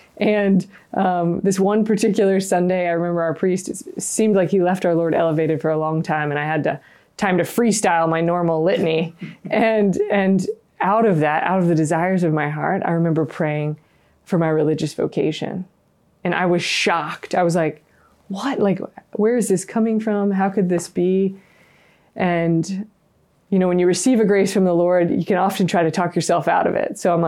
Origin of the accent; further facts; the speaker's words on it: the South, United States; Yeah, growing up in the South, I wasn't around religious and never had kind of an experience with religious, didn't think about it ever.